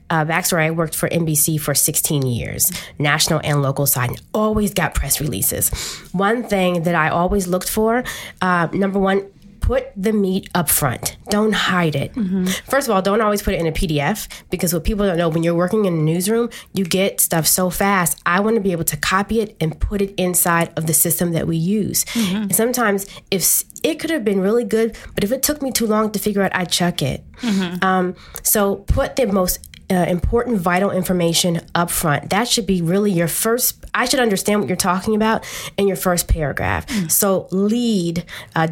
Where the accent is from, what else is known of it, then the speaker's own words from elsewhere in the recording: Washington, District of Columbia, United States; I'm a native Washingtonian. I grew up in Edgewood and single parent home